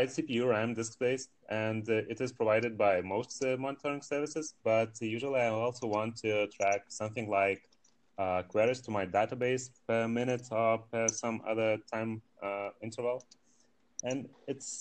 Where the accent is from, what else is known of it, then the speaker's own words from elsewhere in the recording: Lithuania; from Lithuania in Europe